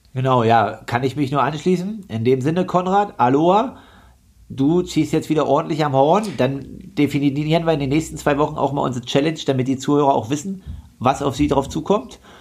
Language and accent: German; Leipzig, Saxony, Germany; als Leipziger fährt man ja nicht so oft ins Skilager